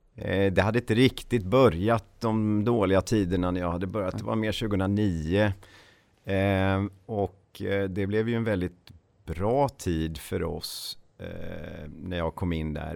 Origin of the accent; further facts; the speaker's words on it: Ulricehamn, Västra Götaland, Sweden; moved away as an adult; also born or lived in Uppsala; född och uppväxt i Ulricehamn som ligger mellan Borås och eh, Jönköping. Eh, bodde där tills jag eh, flyttade till Uppsala